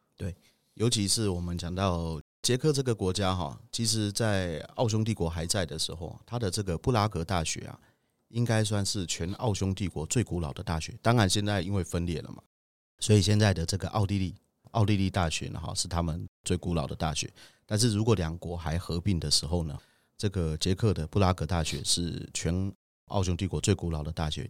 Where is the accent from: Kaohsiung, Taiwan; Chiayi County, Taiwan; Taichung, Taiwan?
Chiayi County, Taiwan; Budai; 我的老家，哈，在嘉义布袋